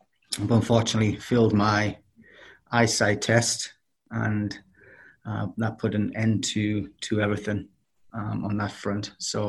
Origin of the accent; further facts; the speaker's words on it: Durham, North East England, United Kingdom; moved away as an adult; also born or lived in Connecticut; now in Charlotte, United States; I'm from Durham, which is in the northeast of England.